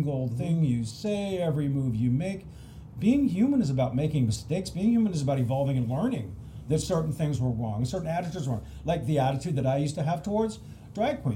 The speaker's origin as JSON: {"language": "English", "region": "Pacific Northwest", "country": "United States", "said": "I'm from the Pacific Northwest."}